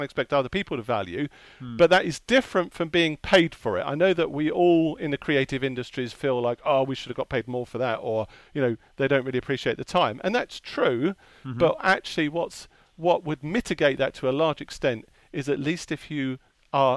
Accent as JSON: {"language": "English", "area": "Hertfordshire", "region": "East of England", "country": "United Kingdom", "tie": "born or raised there", "also_born_or_lived": "Enfield, London", "said": "I was born in North London, in Enfield. I grew up in Hertfordshire."}